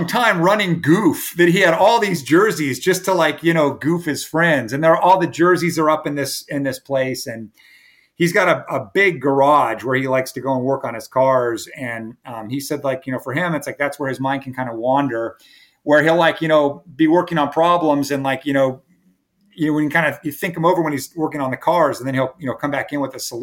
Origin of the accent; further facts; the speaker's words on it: California, United States; now in Myrtle Beach, United States; I grew up in California